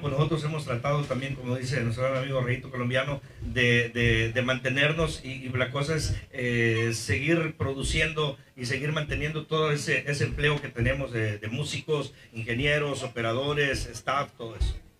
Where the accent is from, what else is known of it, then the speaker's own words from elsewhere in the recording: Costa Rica, Veracruz, Mexico; en mi tierra, Costa Rica, Veracruz